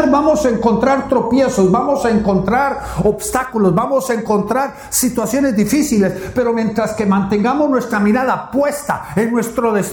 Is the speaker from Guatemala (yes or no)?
yes; Guatemala; De mal en peor, como dicen en mi tierra Guatemala.